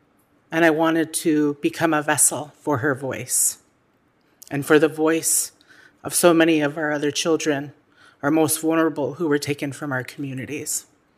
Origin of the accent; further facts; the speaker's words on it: Kake, Alaska, United States; that I am Haida and Tlingit, and I come from Qiq, Quan, the people of the community of Cake.